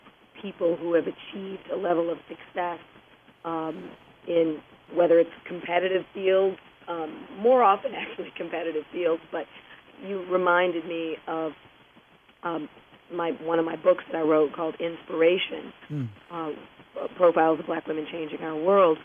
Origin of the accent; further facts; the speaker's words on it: Detroit, Michigan, United States; moved away; I grew up in Detroit, Michigan